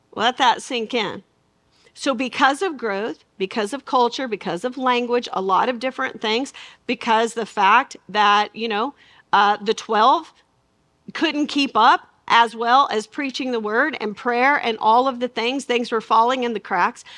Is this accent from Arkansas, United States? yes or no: yes; Arkansas, United States; I'm from Arkansas